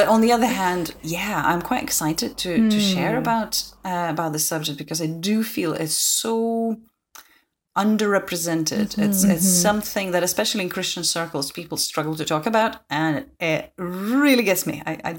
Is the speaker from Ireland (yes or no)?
no; Lithuania; English is a second language; now in Scotland, United Kingdom; I'm originally from Lithuania, hence my Lithuanian name. But I have been based in Scotland for the last 6 years.